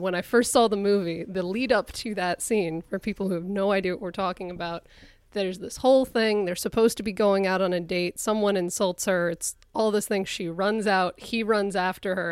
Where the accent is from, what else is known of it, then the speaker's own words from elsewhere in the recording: Connecticut, United States; moved away; I'm from Connecticut, where I grew up, and it's where I spend my summers